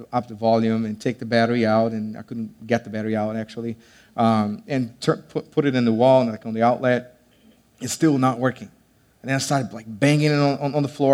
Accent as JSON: {"language": "English", "country": "Brazil", "moved": "yes", "said": "I'm from Brazil, and so sometimes they don't understand me"}